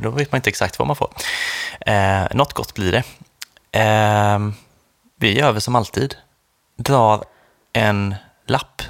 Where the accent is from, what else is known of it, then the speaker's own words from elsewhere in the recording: Sweden; vi kom från Sverige